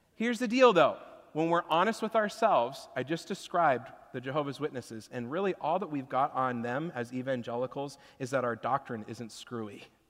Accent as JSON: {"language": "English", "region": "Washington", "country": "United States", "tie": "born or raised there", "said": "growing up in Washington, I haven't lived through a tornado before"}